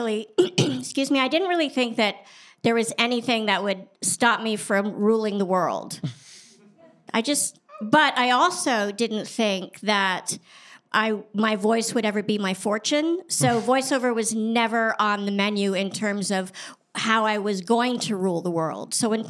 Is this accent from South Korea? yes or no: no; Paris, Île-de-France, France; born there; I was born in Paris because my father was a foreign correspondent.